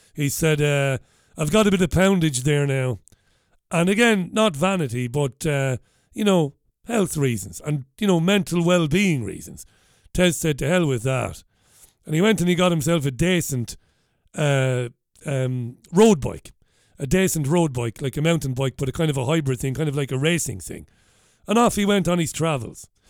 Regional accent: Waterford, Munster, Ireland; now in Salford, United Kingdom; where I grew up in Ballybeag in Waterford.

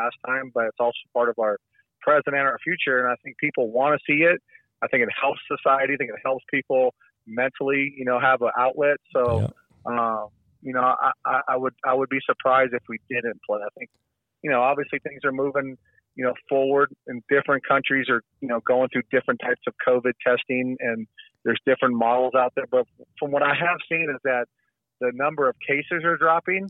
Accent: Corona, California, United States; moved away as an adult; also born or lived in Colorado; I'm from California. I'm born and raised in Corona

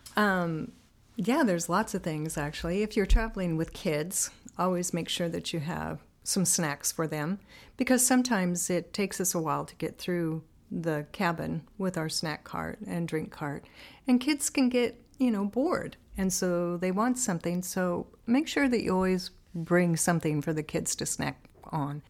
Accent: Banks, Oregon, United States; I am originally from Oregon. Grew up in a little farmland community called Banks

